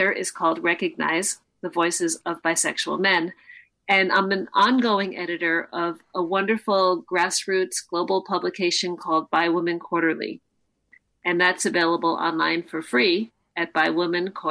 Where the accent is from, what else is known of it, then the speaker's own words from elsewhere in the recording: New York City, New York, United States; now in Boston, United States; I live in Boston. I grew up in New York City